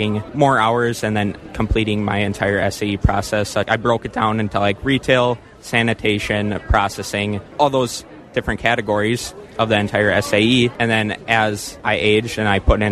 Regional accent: Marshall, Wisconsin, United States; I am from Marshall, Wisconsin

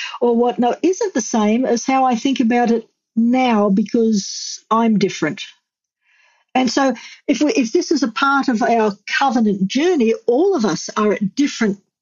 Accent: Australia; moved away as an adult; I'm from Australia

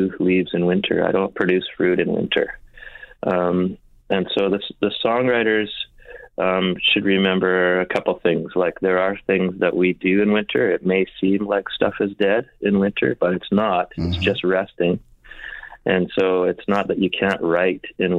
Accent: Winnipeg, Manitoba, Canada; in Winnipeg, I grew up in Winnipeg

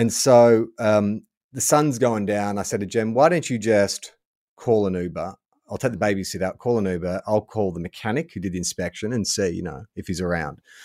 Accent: Melbourne, Victoria, Australia; moved away; born and raised in Melbourne

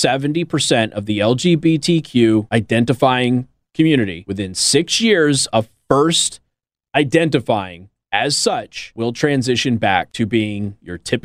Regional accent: Las Vegas, Nevada, United States; I'm from Las Vegas.

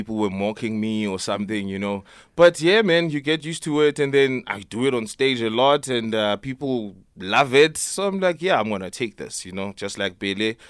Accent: Johannesburg, Gauteng, South Africa; born or raised there; also born or lived in Nelspruit, Mpumalanga / Eastern Cape

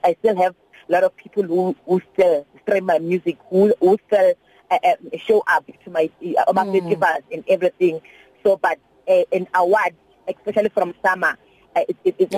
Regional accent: South Africa; as a South African artist

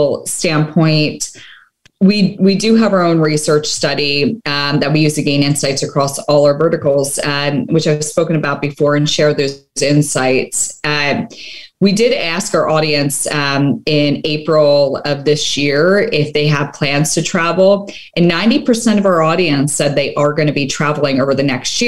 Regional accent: Las Vegas, Nevada, United States; my hometown of Las Vegas

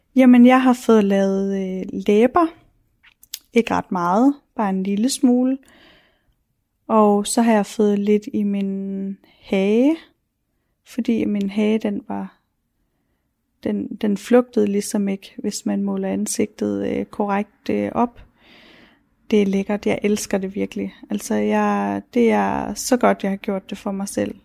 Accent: Ilskov, Central Denmark Region, Denmark; moved away as an adult; now in Vejle, Denmark; Jeg voksede op i Ilskov, øh, en lille bitte by i Midtjylland

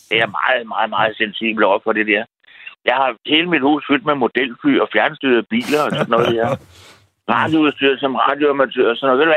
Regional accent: Frederiksberg, Capital Region of Denmark, Denmark; now in Nykøbing Falster, Denmark; Nu er jeg vokset op på Frederiksberg, og jeg har gået på Gottesvejens skole, ikke?

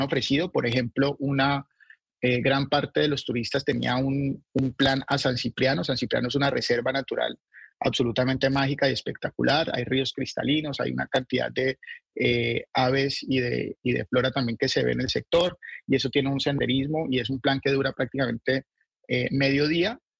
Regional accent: Colombia; como colombianos

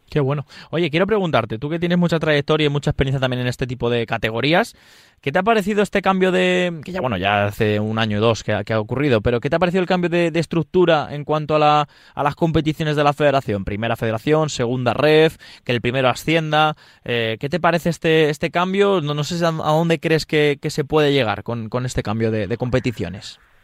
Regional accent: Leganés, Community of Madrid, Spain; yo que soy de Leganés

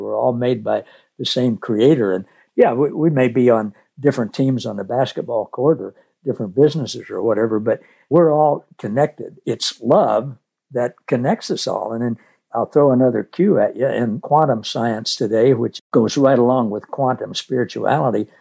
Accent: Missouri, United States; I grew up in Missouri

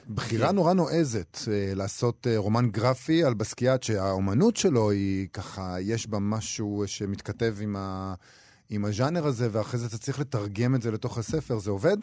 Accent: Israel; אנחנו כישראלים

